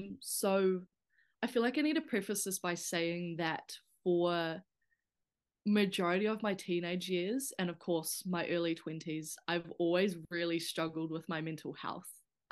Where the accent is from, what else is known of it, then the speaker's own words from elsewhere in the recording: Whanganui, Manawatū-Whanganui, New Zealand; I came from Whanganui, where it was, you know, a very small town.